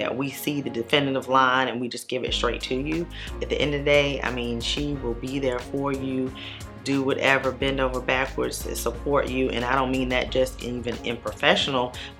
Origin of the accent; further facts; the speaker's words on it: Savannah, Georgia, United States; We're both from Savannah, but she was not in Savannah when I returned back home from law school.